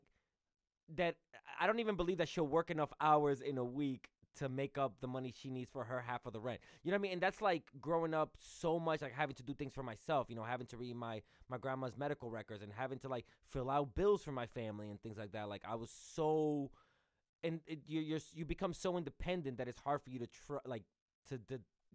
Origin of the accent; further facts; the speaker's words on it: New York City, New York, United States; I grew up in New York City too